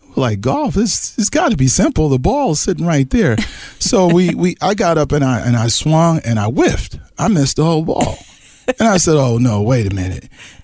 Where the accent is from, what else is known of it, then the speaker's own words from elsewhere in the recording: New York City, New York, United States; moved away as an adult; now in California, United States; Growing up in New York City was all about basketball.